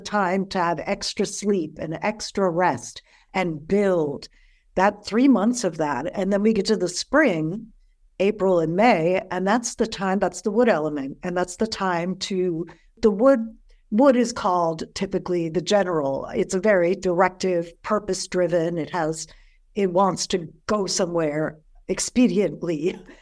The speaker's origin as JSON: {"language": "English", "region": "New York", "country": "United States", "moved": "yes", "said": "I'm from New York originally"}